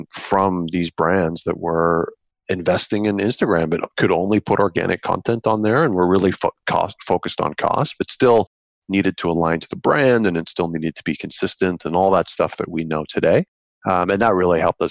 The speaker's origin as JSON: {"language": "English", "country": "Canada", "said": "being Canadian, our biggest client was BlackBerry"}